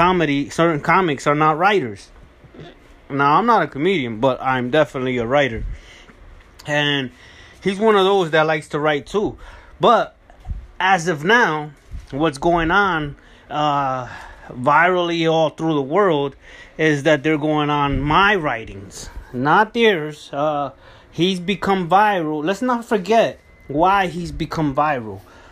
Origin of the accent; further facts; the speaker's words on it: California, United States; So Unleashed Resilience was a composition that I wrote back when I came from Cali. So I already came from Cali.